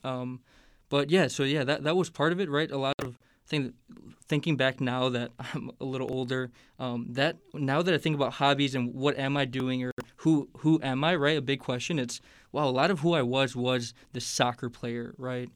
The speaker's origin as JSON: {"language": "English", "town": "Hammond", "region": "Indiana", "country": "United States", "also_born_or_lived": "Chicago, Illinois", "moved": "as an adult", "lives_now": "Indianapolis, United States", "said": "I'm from Hammond, Indiana, so that's the Northwest Indiana"}